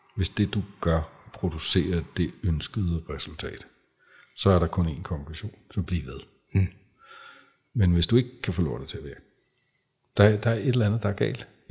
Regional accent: Græsted, Capital Region of Denmark, Denmark; nu er jeg jo fra Græsted, mm. øh, og den yngste af fire, det var dengang, der boede 700 mennesker, øh, da jeg blev født i Græsted

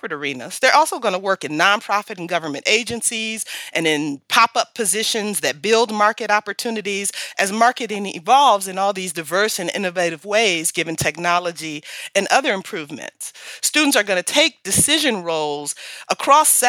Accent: Detroit, Michigan, United States; I'm from Detroit

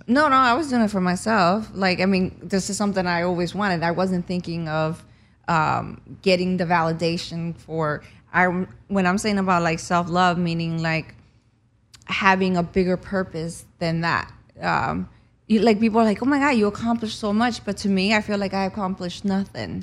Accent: New Jersey, United States; moved away as an adult; also born or lived in Cuba; now in Los Angeles, United States; I grew up in New Jersey after we escaped Cuba, and, um, I moved here in two thousand five

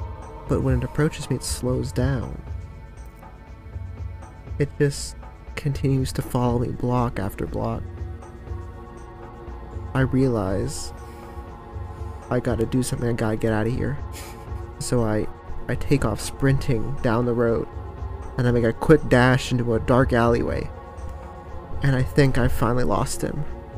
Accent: West Virginia, United States; walking down the streets of my hometown

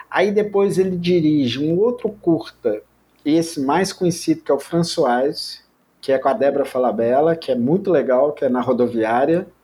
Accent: Minas Gerais, Brazil; eu sou mineiro

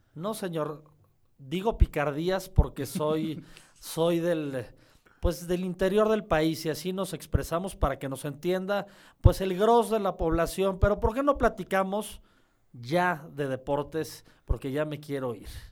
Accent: Mexico; yo soy negro y mexicano.

